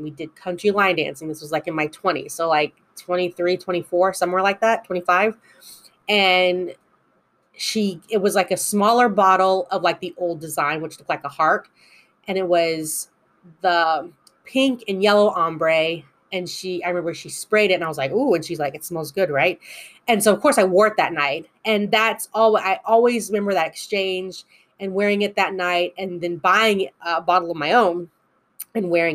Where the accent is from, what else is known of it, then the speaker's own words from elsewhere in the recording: United States; I know I'm American